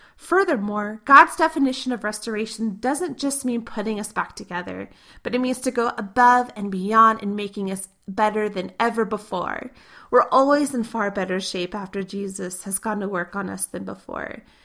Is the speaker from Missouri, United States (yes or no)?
yes; Missouri, United States; moved away; My parents still live in the three-story house I grew up in Missouri